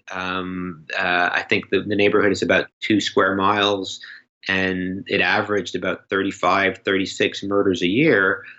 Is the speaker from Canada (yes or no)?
yes; Canada; as a Canadian